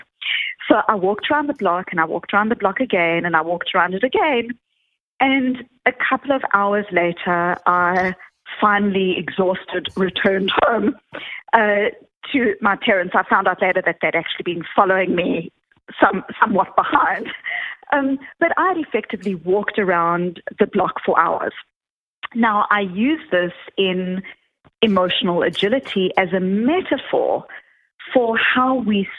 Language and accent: English; Johannesburg, Gauteng, South Africa; now in Boston, United States; I grew up in South Africa